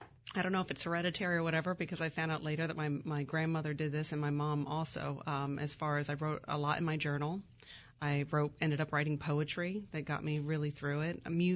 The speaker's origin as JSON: {"language": "English", "region": "California", "country": "United States", "tie": "born there", "said": "So I was born in California, but before the age of 9, I lived in 8 different places."}